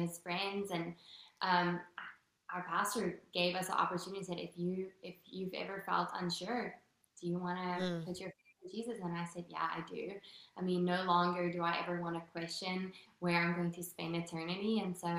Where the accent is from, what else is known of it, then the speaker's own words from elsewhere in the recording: Western Cape, South Africa; first language Afrikaans; English is a second language; moved away as an adult; also born or lived in New York; now in United States; Grew up in a really, really small town in South Africa